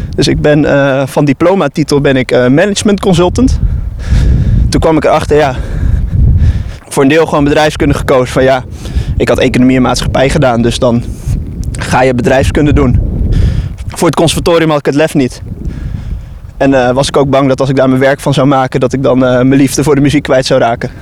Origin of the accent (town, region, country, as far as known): Netherlands